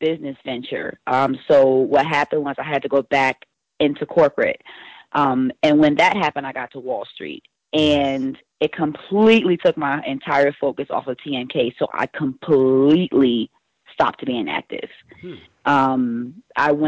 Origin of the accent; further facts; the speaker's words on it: East Orange, New Jersey, United States; I grew up in East Orange, New Jersey